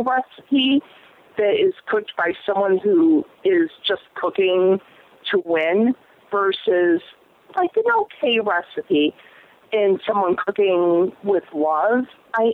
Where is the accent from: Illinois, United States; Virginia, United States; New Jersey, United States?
Illinois, United States; Chicago; moved away as an adult; now in New York, United States; I'm actually originally from Chicago